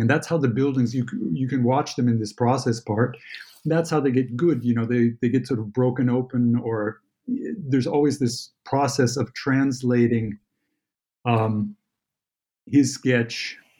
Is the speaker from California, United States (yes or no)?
yes; Santa Barbara, California, United States; moved away as an adult; now in Germany; although I live here in Germany, I am uh, born and raised in California. Santa Barbara is my home, and I grew up